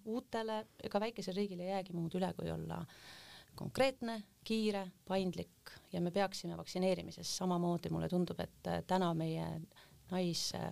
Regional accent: Hiiumaa, Hiiu County, Estonia; moved away; also born or lived in Taebla; tegelikkuses olen ma hoopis Hiiumaalt

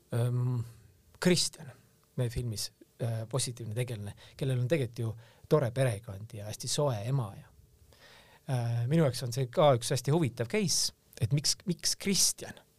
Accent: Tallinn, Harju County, Estonia; mina kasvasin tegelikult nagu Tallinnas Õismäel ülesse

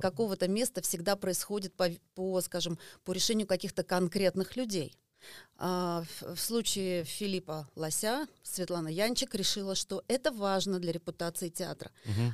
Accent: Estonia; я родилась в Эстонии

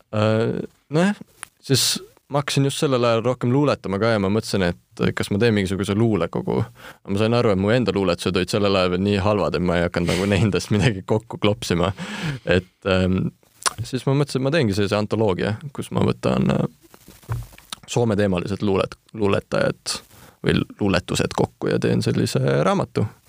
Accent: Estonia; first language Estonian and Finnish; ma olen siis ikkagi eestlane, Eestis sündinud, kuid mu isapoolne suguvõsa ja kõik sealt on soomlased ja jah, nii eesti kui soome keel on mu emakeeled

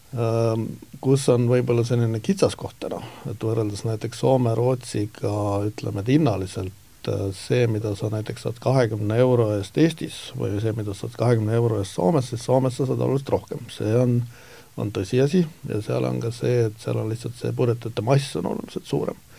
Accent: Estonia; ma olen eestlane

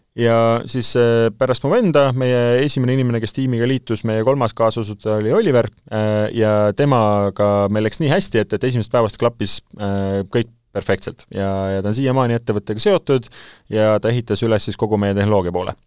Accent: Saare County, Estonia; ma sündisin Saaremaal

